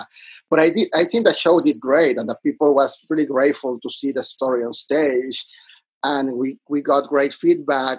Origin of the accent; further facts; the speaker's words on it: Monterrey, Nuevo León, Mexico; English is a second language; moved away as an adult; now in New York City, United States; I'm originally from Monterrey, Mexico